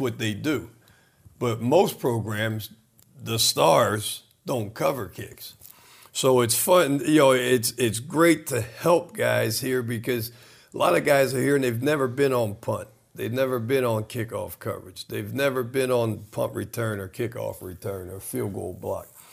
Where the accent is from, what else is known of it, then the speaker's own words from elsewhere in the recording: Trenton, New Jersey, United States; I was born in Trenton, New Jersey